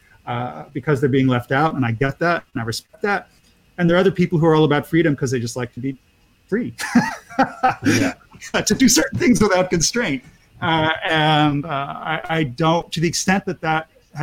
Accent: Pennsylvania, United States; I come from Amish country, my Pennsylvania Dutch family for years

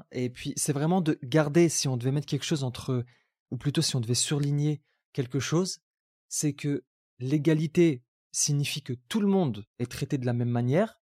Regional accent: Algeria; born there; Je suis né en Algérie. j'ai grandi dans une double culture, dans le sens où, à l'école, j'ai été dans les écoles françaises.

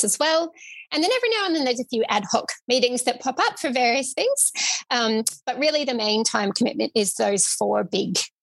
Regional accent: Victoria, Australia; I am from Victoria

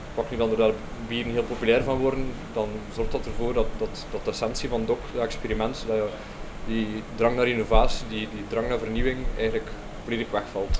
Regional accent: Belgium; voelden wij ons als Belgen eigenlijk wel voorbijgestoken

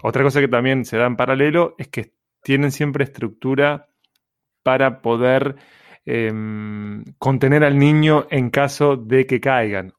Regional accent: Montevideo, Uruguay; Nací en Uruguay.

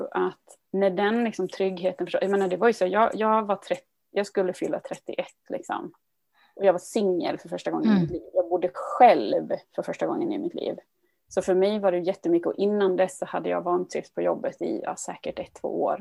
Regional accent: Dalarna County, Sweden; moved away as an adult; now in Gothenburg, Sweden; Och vi flyttade till, ifrån Dalarna ner till Göteborg 2000 var det.

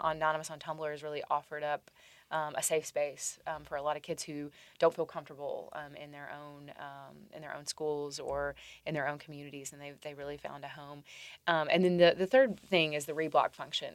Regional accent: Tennessee, United States; Tennessee voters, my home state

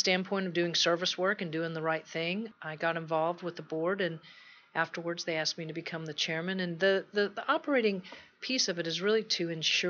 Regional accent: Texas, United States; moved away; I'm from Texas, if you pick up a little bit of an accent

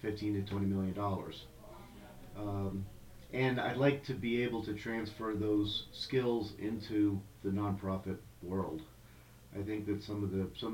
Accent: New Jersey, United States; moved away as an adult; now in Denver, United States; I grew up in New Jersey, so I spent my entire life in a New Jersey suburban area, suburban New York.

